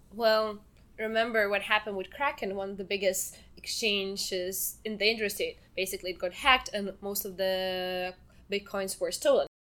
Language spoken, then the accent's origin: English; Lithuania; So I'm from Lithuania